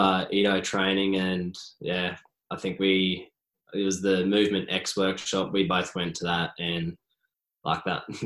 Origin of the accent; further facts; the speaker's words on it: Toowoomba, Queensland, Australia; now in Sydney, Australia; So growing up in Toowoomba, if you played rugby, you either went to Downlands College or Toowoomba Grammar School. I went to Downlands College